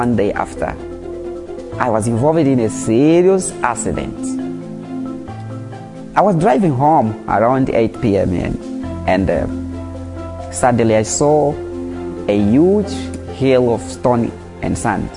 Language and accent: English; Mozambique; English is a second language; from Mozambique, a pastor in First Love Church, Mozambique. Mozambique is a Portuguese-speaking country.